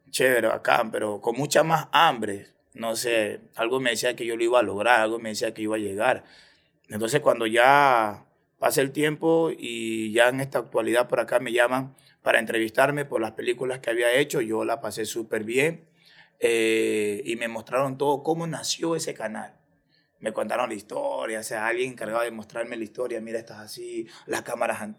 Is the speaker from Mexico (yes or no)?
no; Ecuador; Yo soy más ecuatoriano que el encebollado.